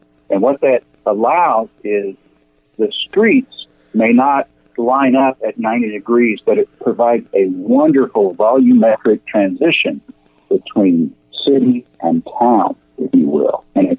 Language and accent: English; Tulsa, Oklahoma, United States; I grew up in Tulsa, and so I grew up around this